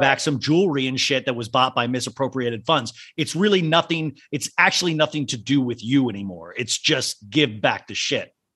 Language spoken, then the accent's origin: English; United States; accent: American; our own accent